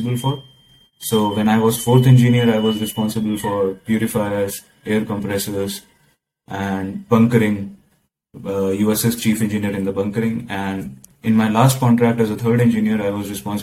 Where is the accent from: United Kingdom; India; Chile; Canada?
India; moved away as an adult; now in Rotterdam, Netherlands; I'm from India